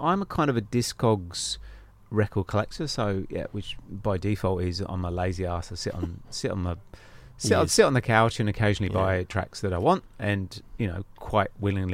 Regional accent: England, United Kingdom; I'm English

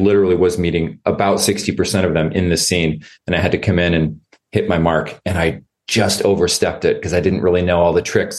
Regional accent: Northern Idaho, United States; moved away; also born or lived in Seattle / New York City; Growing up in Northern Idaho in the woods with no running water.

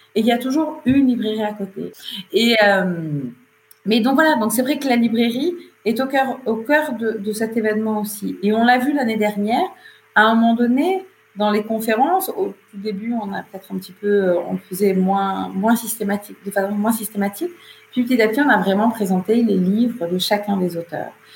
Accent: Camargue, Provence-Alpes-Côte d'Azur, France; il gérait une propriété agricole en Camargue, là où j'ai grandi

